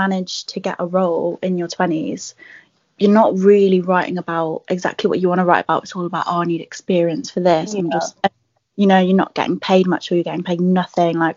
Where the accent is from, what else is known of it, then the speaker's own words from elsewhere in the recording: Birmingham, West Midlands, United Kingdom; moved away; also born or lived in London; I'm originally from Birmingham